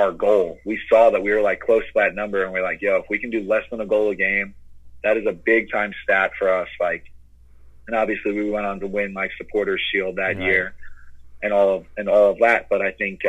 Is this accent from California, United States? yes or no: no; Long Island, New York, United States; being from Long Island to get traded back to my hometown